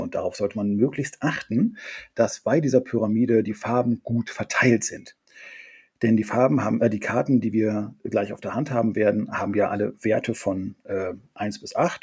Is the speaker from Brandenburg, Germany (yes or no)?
no; Friesland, Lower Saxony, Germany; aus Friesland ist meine Heimat